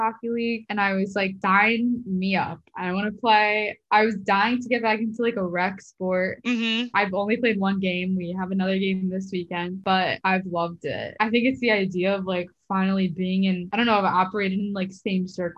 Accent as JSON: {"language": "English", "town": "Philadelphia", "region": "Pennsylvania", "country": "United States", "tie": "born or raised there", "moved": "as an adult", "lives_now": "New York City, United States", "said": "I grew up in Philly, so I had a good amount of friends from high school that moved up here"}